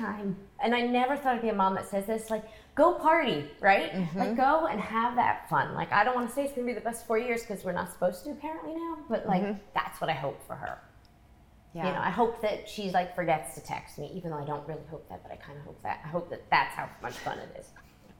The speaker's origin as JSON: {"language": "English", "region": "England", "country": "United Kingdom", "said": "We came from England, and neither of my parents went to college."}